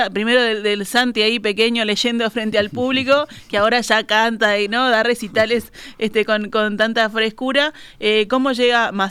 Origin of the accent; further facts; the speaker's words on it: Salto, Uruguay; soy de Salto.